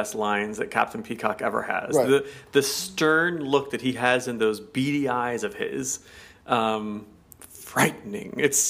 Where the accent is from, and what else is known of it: United States